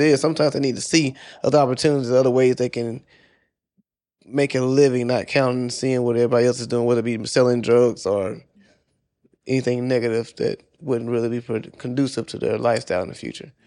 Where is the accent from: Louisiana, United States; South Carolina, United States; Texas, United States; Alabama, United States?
South Carolina, United States; moved away as an adult; also born or lived in Georgia / Washington, D.C.; I'm originally from South Carolina, and this is after I got the military. So, I joined the military. I was living in Georgia. I moved to D C